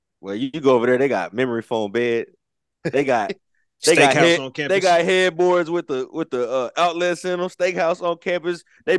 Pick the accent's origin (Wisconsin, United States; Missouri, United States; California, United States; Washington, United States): Missouri, United States; St. Louis; At least I'm from St. Louis.